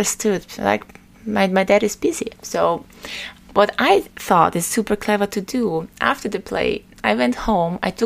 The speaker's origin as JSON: {"language": "English", "region": "Vienna", "country": "Austria", "tie": "born or raised there", "said": "Vienna, my hometown, is especially beautiful"}